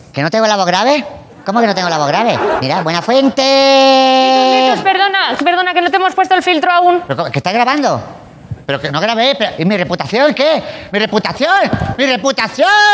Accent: Terrassa, Catalonia, Spain; yo soy de Tarrasa

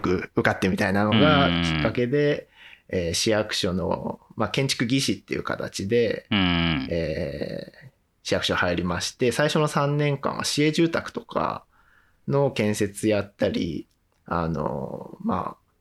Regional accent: Sanjo, Niigata, Japan; moved away as an adult; now in Maebashi, Japan; 生まれは新潟でして、うんうん、えー、高校卒業まではあの新潟県の三条

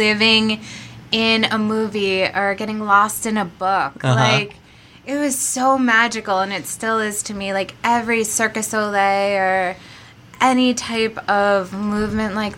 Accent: Monmouth County, New Jersey, United States; Growing up in Monmouth County, my parents were never the type to be like, hey, I'm going to put you on a train to go train in New York City

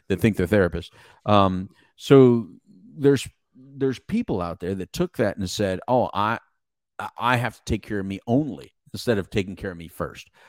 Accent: Mexico; English is a second language; English is my second language. Don't make fun of the Mexican

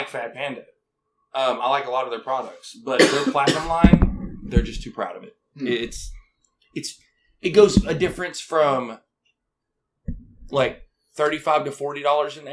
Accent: Arkansas, United States; I'm from Arkansas

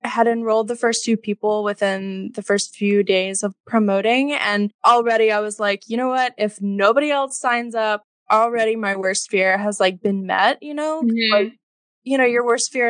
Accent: Alabama, United States; moved away as an adult; also born or lived in Yonkers, New York; now in New York, United States; I live in New York. I'm originally from Alabama, but been here for about 2.5 years.

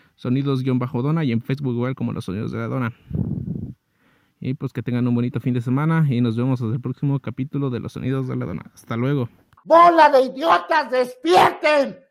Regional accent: Mexico; estamos solos como ciudadanos mexicanos

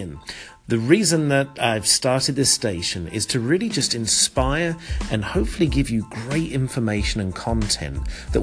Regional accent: London, United Kingdom; moved away as an adult; also born or lived in Connecticut; now in United States; growing up in Southeast London

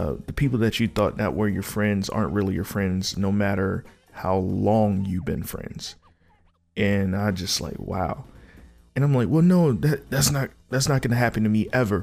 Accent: Norfolk, Virginia, United States; I'm from Norfolk, but I grew up in between Virginia Beach and Norfolk.

